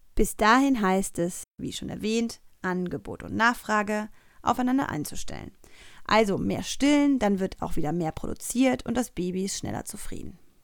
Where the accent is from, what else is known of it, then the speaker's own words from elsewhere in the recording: Cologne, North Rhine-Westphalia, Germany; Als geborene Kölnerin